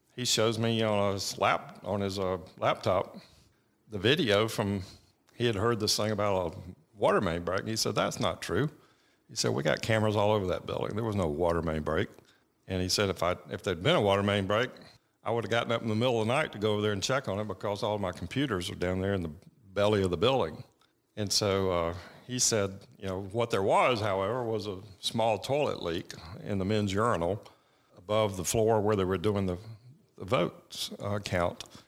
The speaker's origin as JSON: {"language": "English", "region": "Georgia", "country": "United States", "tie": "born or raised there", "said": "I grew up in Beaufort, Georgia, which is, you know, tw, twenty miles from Winder."}